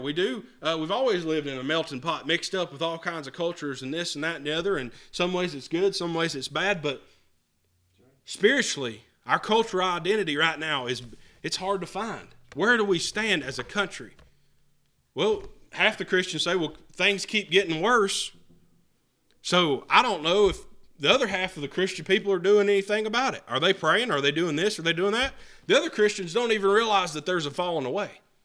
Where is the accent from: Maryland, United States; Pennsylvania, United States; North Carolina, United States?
North Carolina, United States; the mountains of; I grew up in North Carolina.